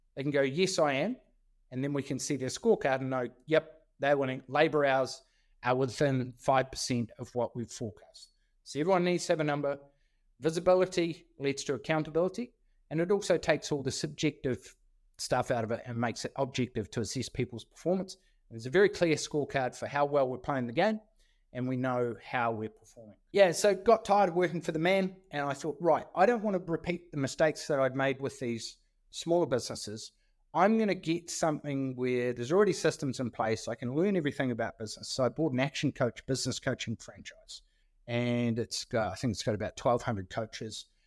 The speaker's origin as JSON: {"language": "English", "area": "Stewart Island", "region": "Southland", "country": "New Zealand", "tie": "born or raised there", "also_born_or_lived": "Nelson, New Zealand", "said": "I grew up in Stewart Island."}